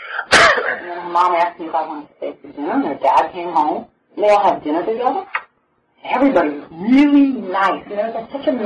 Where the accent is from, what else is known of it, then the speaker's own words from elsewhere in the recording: New York City, New York, United States; now in Oceanside, United States; when we grew up in Brooklyn